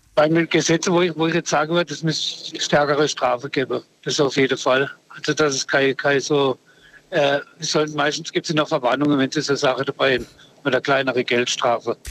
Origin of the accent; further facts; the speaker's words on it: Freiburg, Baden-Württemberg, Germany; ich bin im Ortsteil aufgewachsen in Freiburg